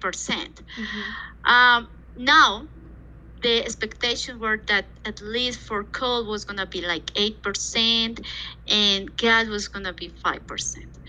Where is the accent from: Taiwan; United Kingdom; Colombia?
Colombia; Bogotá; I was born actually in Bogota, mm-hmm. Colombia, South America, and I have spent all my childhood and actually university times here.